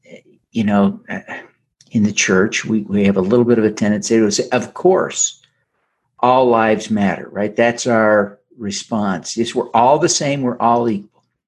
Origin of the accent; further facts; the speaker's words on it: Utah, United States; But that's the nature of growing up in Utah, right?